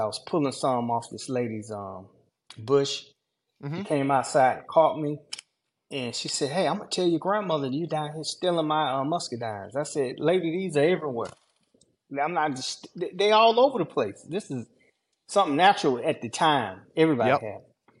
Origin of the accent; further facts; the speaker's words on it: Georgia, United States; I'm from Georgia.